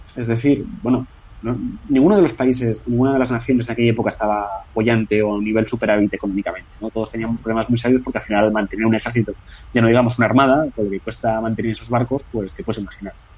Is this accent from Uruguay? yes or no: no; Spain; Como español que soy